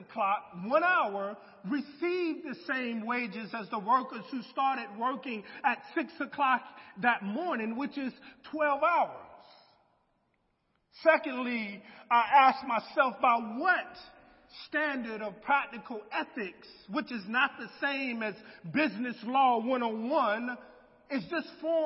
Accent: United States; as an American who grew up in a small town

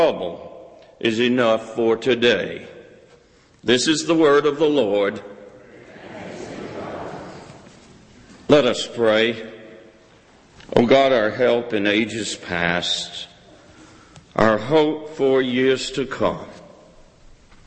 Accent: South Carolina, United States; I grew up in South Carolina, and when it snowed, we never went to school where I grew up

